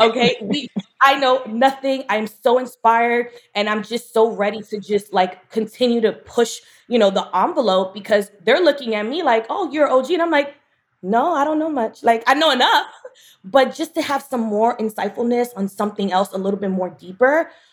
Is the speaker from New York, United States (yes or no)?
yes; New York City, New York, United States; I'm from Bushwick